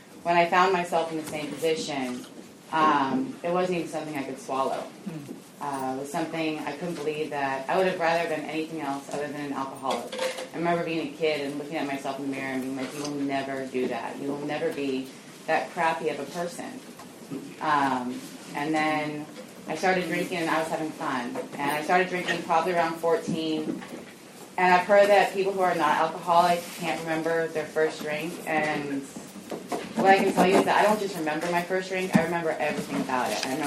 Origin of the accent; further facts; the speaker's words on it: Alameda, California, United States; I grew up in Alameda, and so it was small